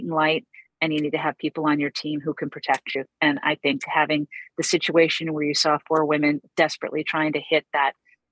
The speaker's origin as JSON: {"language": "English", "area": "East Coast", "region": "Atlantic Canada", "country": "Canada", "said": "I'm from East Coast. I'm sitting here in beautiful Cape Breton"}